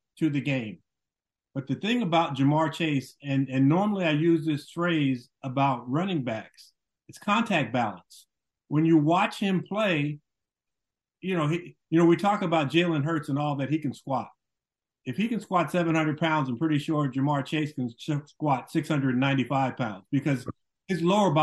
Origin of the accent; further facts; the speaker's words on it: California, United States; I'm from California